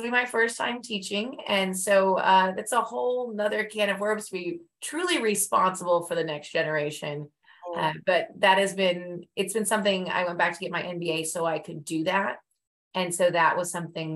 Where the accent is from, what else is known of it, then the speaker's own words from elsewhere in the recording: Las Vegas, Nevada, United States; moved away as an adult; also born or lived in Singapore; now in Tulsa, United States; I'm also from Las Vegas